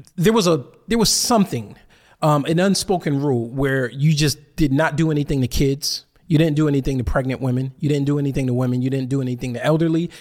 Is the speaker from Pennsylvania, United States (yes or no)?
no; Bridgeport, Connecticut, United States; I'm from Bridgeport, Connecticut